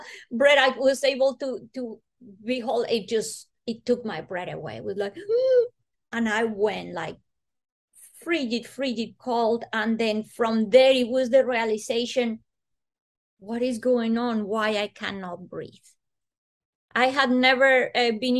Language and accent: English; Bogota, Bogotá Capital District, Colombia; moved away; I was born in Colombia, in Bogota